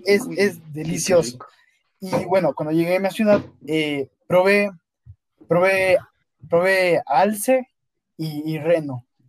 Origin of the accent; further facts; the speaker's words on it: Ecuador; also born or lived in Cuenca, Ecuador; salí de Ecuador, entonces me olvidé de mi familia de Ecuador